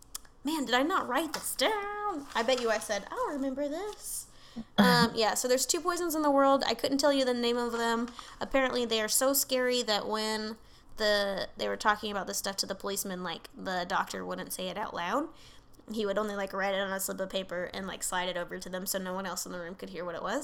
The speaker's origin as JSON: {"language": "English", "country": "United Kingdom", "said": "I'm super British."}